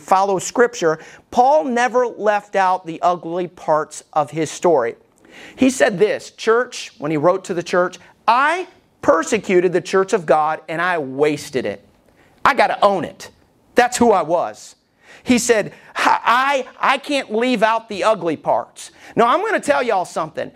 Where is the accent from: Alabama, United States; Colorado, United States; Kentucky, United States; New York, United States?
Alabama, United States; I was growing up in Alabama